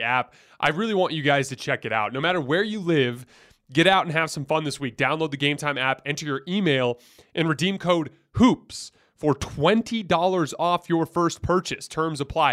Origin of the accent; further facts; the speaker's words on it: Tucson, Arizona, United States; I'm from Tucson